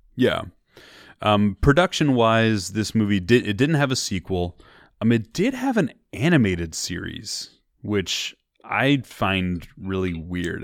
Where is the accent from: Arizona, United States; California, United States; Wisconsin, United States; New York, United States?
California, United States; Bay Area; We're from the Bay Area